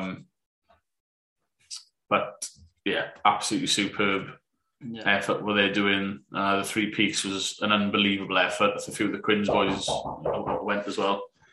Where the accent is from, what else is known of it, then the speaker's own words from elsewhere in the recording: Wales, United Kingdom; being Welsh